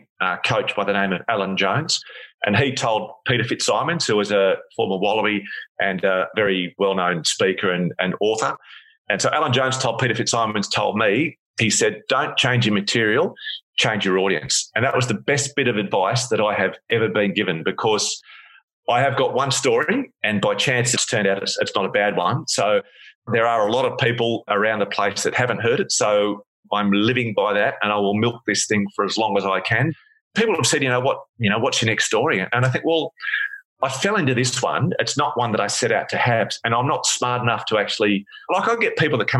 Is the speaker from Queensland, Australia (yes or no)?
no; Sydney, New South Wales, Australia; moved away as an adult; now in Perth, Australia; I grew up in Sydney and I moved to Perth to study